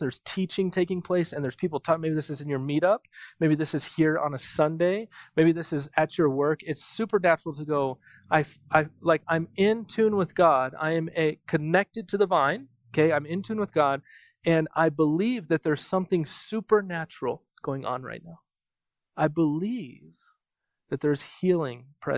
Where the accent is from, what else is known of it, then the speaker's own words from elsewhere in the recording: United States; I'm from America